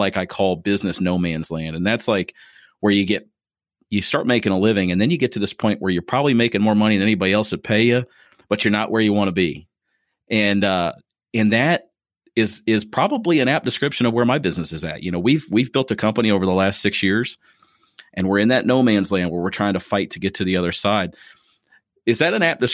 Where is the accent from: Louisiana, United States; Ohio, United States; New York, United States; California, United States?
Ohio, United States; Springfield; now in Crestwood, United States; Springfield is where I'm from